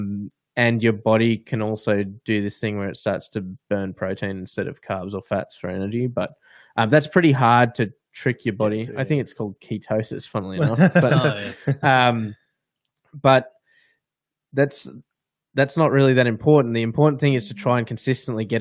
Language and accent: English; Australia; we're from Australia